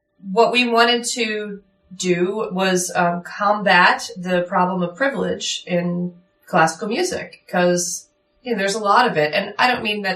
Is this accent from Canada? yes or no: no; Philadelphia, Pennsylvania, United States; I'm from Fairmount. I grew up in the city